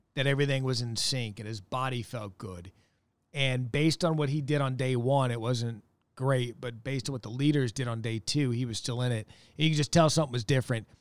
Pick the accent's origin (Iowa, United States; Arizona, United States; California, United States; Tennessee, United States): Arizona, United States; Scottsdale; moved away as an adult; also born or lived in Wisconsin; I was born and raised in Scottsdale, Arizona.